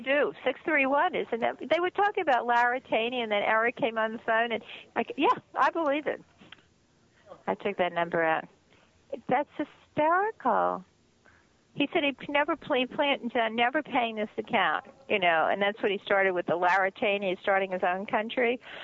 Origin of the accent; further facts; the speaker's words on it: Long Island, New York, United States; also born or lived in Manhattan, New York; now in Phoenix, United States; I grew up on Long Island, New York.